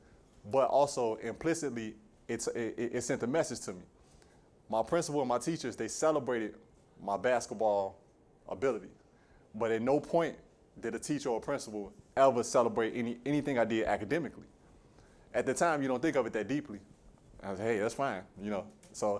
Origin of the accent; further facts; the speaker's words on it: Chicago, Illinois, United States; Born and raised in Jeffrey Manor on the southeast side of Chicago. I did not move out of this neighborhood until I was 26 years old.